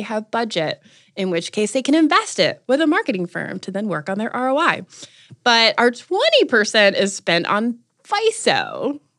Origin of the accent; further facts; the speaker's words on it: North Carolina, United States; moved away; I wanted to come home. I'm from North Carolina